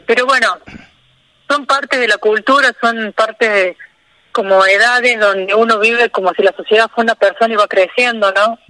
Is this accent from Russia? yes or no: no; Río Tercero, Córdoba, Argentina; moved away as an adult; now in Villa Rumipal, Argentina; Yo soy de Río Tercero, que es una ciudad al sur de Córdoba. Sí, Y bueno, ahí hice la secundaria, está mi familia ahí